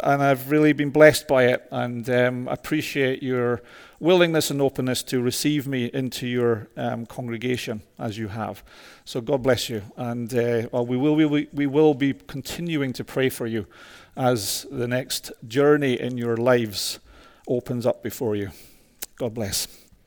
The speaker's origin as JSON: {"language": "English", "region": "Scotland", "country": "United Kingdom", "also_born_or_lived": "Toronto", "moved": "yes", "said": "a mad Scotsman"}